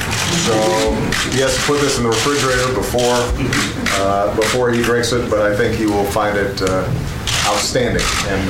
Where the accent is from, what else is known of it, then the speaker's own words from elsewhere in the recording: Chicago, Illinois, United States; This is Goose Island 312 beer from my hometown of Chicago.